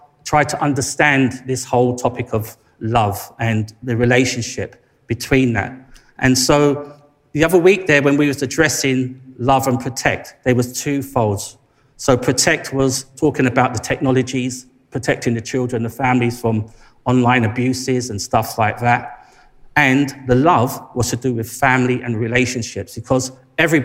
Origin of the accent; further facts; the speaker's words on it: London, United Kingdom; accent: Cockney; I'm a local boy, grew up down the road, Labrick Grove.